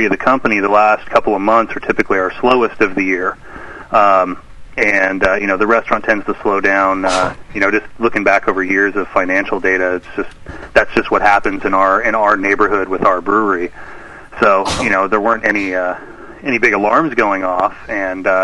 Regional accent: Sacramento, California, United States; I grew up in Sacramento

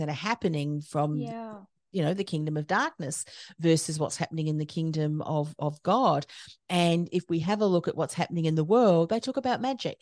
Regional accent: New Zealand; moved away as an adult; now in Australia; I was born in New Zealand, and my husband's an Australian, and I came over to Australia

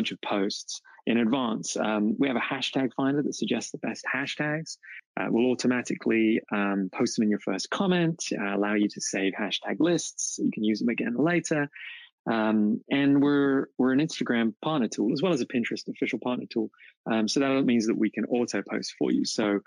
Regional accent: England, United Kingdom; now in Oklahoma City, United States; I'm from England, but live in Oklahoma City.

